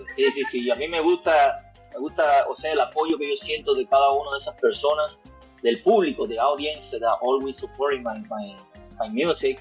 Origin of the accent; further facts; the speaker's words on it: Cuba; now in Toronto, Canada; yo nací en Cuba, como bien dices, I was born in Cuba. Um, toda mi niñez, all my childhood, was uh, around a uh, musician